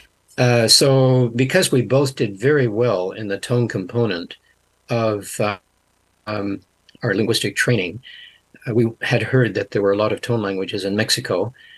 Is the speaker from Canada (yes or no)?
yes; Canada; moved away as an adult; now in New Zealand; I was born in Canada, came here to mm-hmm. New Zealand when I was 18.